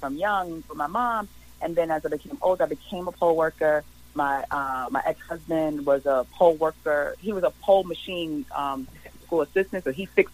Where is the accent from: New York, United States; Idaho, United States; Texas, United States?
New York, United States; New York City; I grew up in Harlem, on welfare, food stamps, Medicaid, all of these social welfare programs.